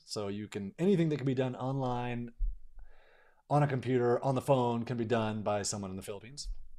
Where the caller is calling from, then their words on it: Utah, United States; So I'm in Utah in the US and it's spring.